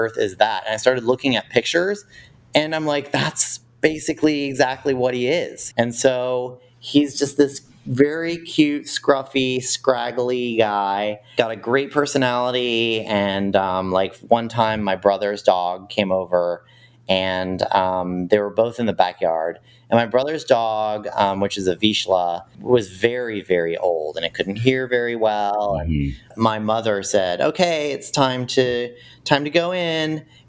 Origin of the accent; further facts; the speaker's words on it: Austin, Texas, United States; also born or lived in Connecticut; now in Washington, D.C., United States; I was born in Connecticut, so I'm sort of a Yankee, but actually I mostly grew up in Austin, Texas